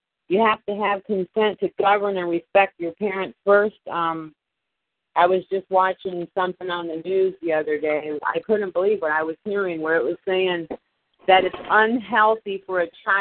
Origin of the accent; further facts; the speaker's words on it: Homestead, Florida, United States; I come from Homestead where all the farmers come